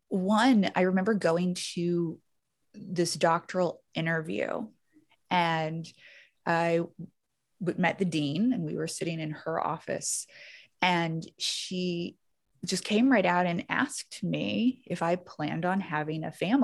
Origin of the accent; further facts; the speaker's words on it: Baton Rouge, Louisiana, United States; born there; accent: Southern; So I was born in Louisiana, Baton Rouge. Carville country. Yeah. Like very close, like same parish.